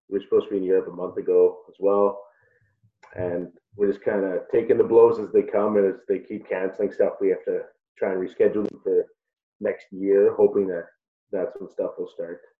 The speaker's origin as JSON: {"language": "English", "town": "Prince Albert", "region": "Saskatchewan", "country": "Canada", "said": "actually from Prince Albert."}